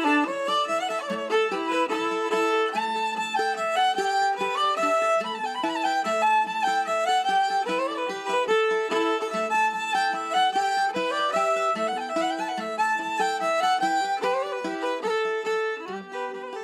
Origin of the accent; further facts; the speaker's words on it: Dublin, Leinster, Ireland; I'm from Farnham in Dublin